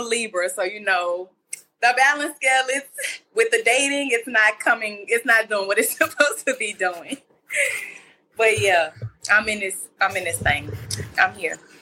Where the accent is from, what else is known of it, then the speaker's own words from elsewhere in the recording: Mississippi, United States; I'm from Mississippi.